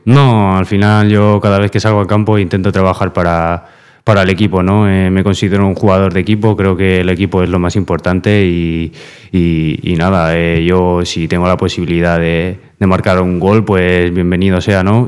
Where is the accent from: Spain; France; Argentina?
Spain; Fuenlabrada, Community of Madrid; moved away as an adult; now in Castellón, Spain; antes estuve en un equipo de, mi barrio, de, allí de Fuenlabrada